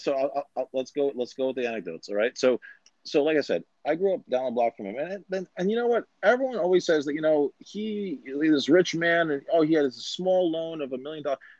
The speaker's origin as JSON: {"language": "English", "region": "New York", "country": "United States", "said": "I'm from New York"}